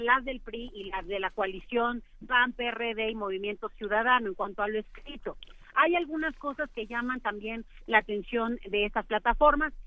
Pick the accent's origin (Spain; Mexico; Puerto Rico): Mexico